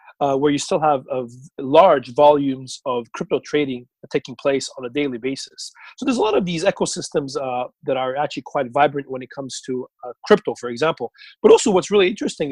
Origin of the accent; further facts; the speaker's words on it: Montreal, Quebec, Canada; moved away as an adult; now in Hong Kong; By background, I'm actually from Montreal, Canada, not far from Toronto, where you are, and really started my career as a lawyer, and then moved on to Asia